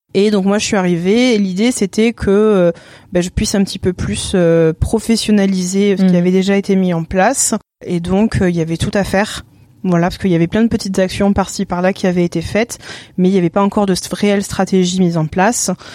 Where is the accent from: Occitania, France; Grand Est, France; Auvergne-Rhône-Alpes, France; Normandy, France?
Normandy, France; moved away as an adult; also born or lived in Cavaillon / Salon-de-Provence; now in Provence, France; je ne suis pas du sud, je suis de Normandie